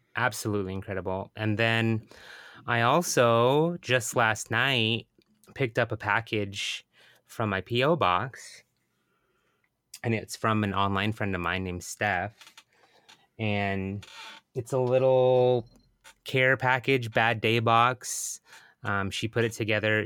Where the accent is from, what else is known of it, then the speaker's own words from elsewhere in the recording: Bremerton, Washington, United States; moved away; my hometown of Bremerton